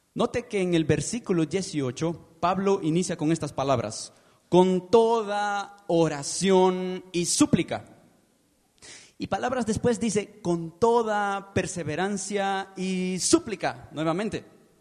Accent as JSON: {"language": "Spanish", "country": "Peru", "tie": "born or raised there", "moved": "as an adult", "lives_now": "Guatemala City, Guatemala", "said": "soy peruano de nacimiento"}